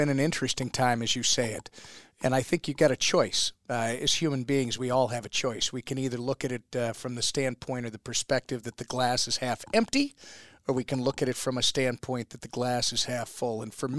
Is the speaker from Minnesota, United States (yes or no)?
yes; Minnesota, United States; we're from Minnesota.